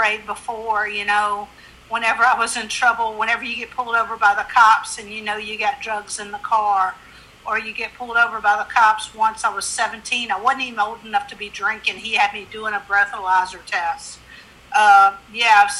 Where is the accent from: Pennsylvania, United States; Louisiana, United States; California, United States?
Louisiana, United States; Monroe; moved away as an adult; also born or lived in Lafayette, Louisiana / Austin, Texas; now in New York, United States; I'm from Monroe, Louisiana. And I moved down to Lafayette, Louisiana